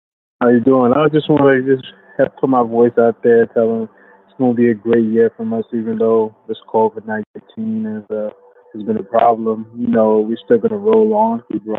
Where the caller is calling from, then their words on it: Brooklyn, New York, United States; from Brooklyn.